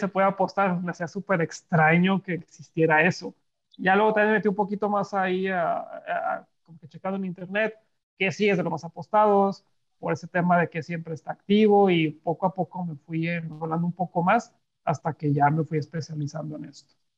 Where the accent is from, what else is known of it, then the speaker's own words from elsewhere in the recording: Monterrey, Nuevo León, Mexico; soy regio